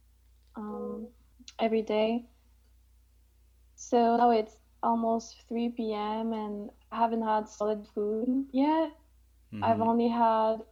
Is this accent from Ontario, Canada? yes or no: no; Montreal, Quebec, Canada; I'm 27 and I was born in Montreal, Canada.